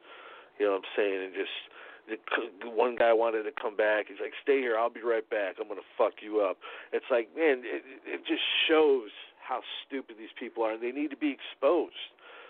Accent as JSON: {"language": "English", "town": "Chicago", "region": "Illinois", "country": "United States", "said": "You know, I'm from Chicago, but I moved down to the southern part of the state."}